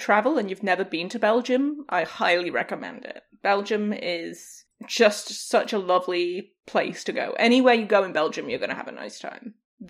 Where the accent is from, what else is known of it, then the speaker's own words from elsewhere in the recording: England, United Kingdom; moved away; one of my favorite things about my hometown in England is once I'm there, I can walk everywhere I need to.